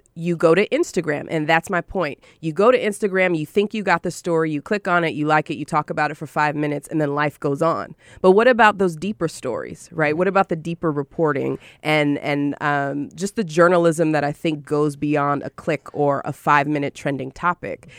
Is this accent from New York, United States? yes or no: yes; Syracuse and Rochester, upstate New York, United States; I'm from Syracuse and Rochester, so shout out to upstate New York.